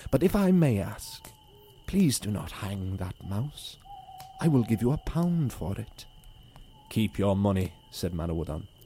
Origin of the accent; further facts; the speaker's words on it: Ireland; also born or lived in Nigeria; So our podcast is basically group of Irish Nigerian lads who tell their stories, growing up in Ireland as well as Nigeria